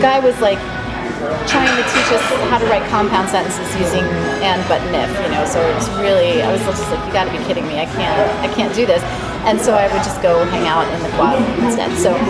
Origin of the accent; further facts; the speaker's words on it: Dumont, New Jersey, United States; Straight up Jersey girl, like born and bred Jersey girl up in Bergen County.